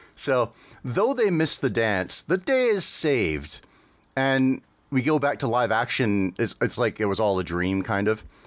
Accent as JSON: {"language": "English", "country": "Canada", "tie": "born or raised there", "said": "growing up in Canada, we didn't have the Disney Channel"}